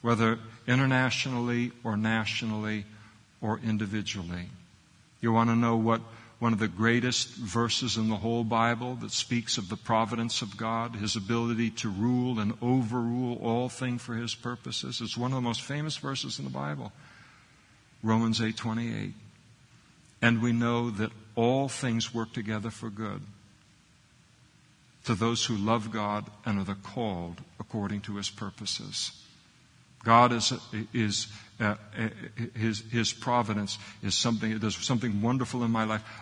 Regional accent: United States; we grew up in the United States of America, so we have a Christian heritage

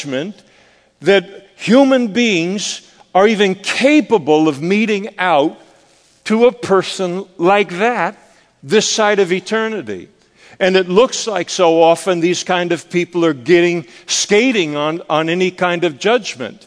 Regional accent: Scotland, United Kingdom; I'm a Scot

